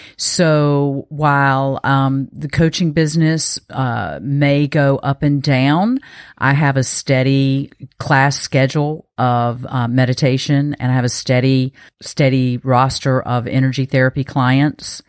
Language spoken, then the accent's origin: English; eastern North Carolina, United States; also born or lived in West Coast; I am from North Carolina. I grew up in eastern North Carolina